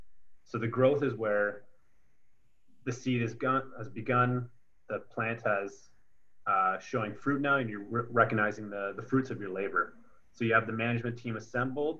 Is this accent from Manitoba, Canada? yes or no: no; Kitchener, Ontario, Canada; I grew up in Kitchener-Waterloo region